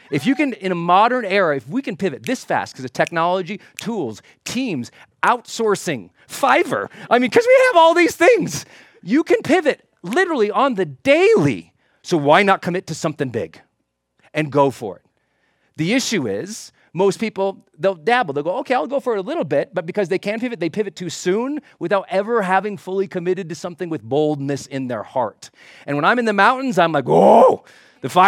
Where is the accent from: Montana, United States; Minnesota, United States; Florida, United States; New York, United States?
Montana, United States; growing up in Montana